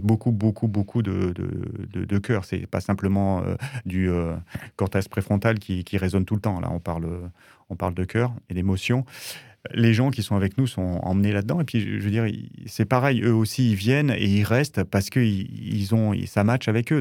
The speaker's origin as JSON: {"language": "French", "area": "Drôme", "region": "Auvergne-Rhône-Alpes", "country": "France", "tie": "born or raised there", "said": "je suis originaire de la Drôme et j'ai toujours travaillé à partir de 14 ans dans l'été"}